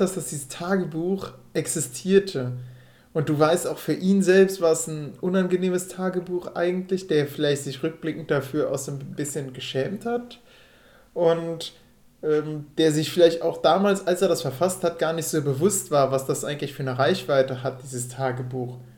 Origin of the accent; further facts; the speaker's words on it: Rhineland, Germany; moved away; dass ich von denen als Rheinländer wahrgenommen werde